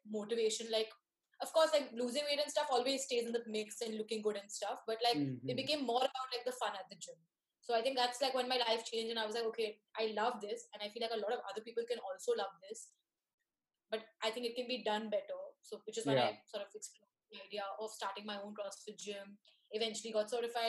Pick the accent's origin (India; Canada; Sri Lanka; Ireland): India; Mumbai, Maharashtra; I've been born and brought up in Bombay. I did my schooling here